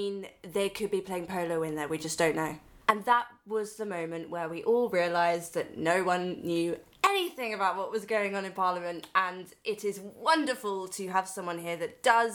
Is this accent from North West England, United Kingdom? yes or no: no; Sussex, South East England, United Kingdom; growing up in Sussex